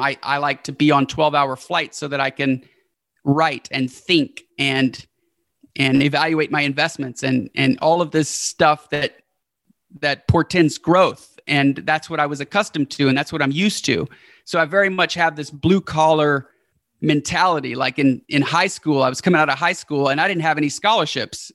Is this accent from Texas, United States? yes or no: yes; Houston, Texas, United States; we've been staying in the hometown where we're from, which is Houston.